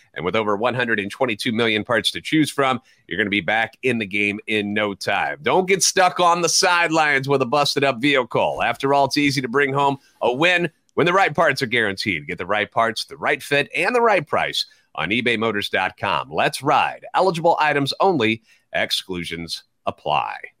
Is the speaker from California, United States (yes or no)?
no; St. Louis, Missouri, United States; Born and raised in the Loon, a lifetime Cardinals fan